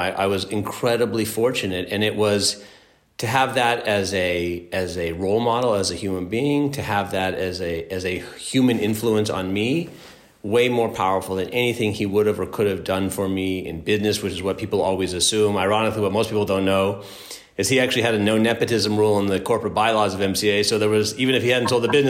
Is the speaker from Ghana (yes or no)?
no; Los Angeles, California, United States; growing up in Los Angeles